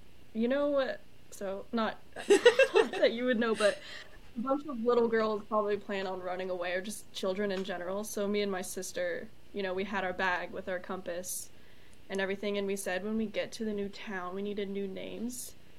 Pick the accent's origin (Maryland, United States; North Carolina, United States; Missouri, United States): North Carolina, United States; Charlotte; Charlotte, North Carolina.